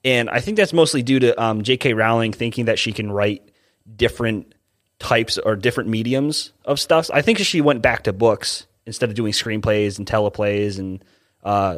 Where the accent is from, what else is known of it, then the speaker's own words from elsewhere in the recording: United States; we're American